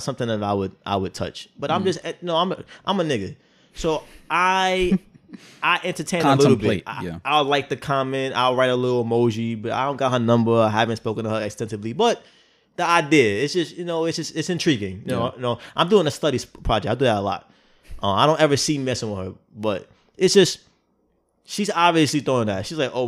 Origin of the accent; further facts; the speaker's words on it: New York, United States; Because I'm from New York, literally, where if a girl is too nice, too quick, I'm thinking you trying to line me up.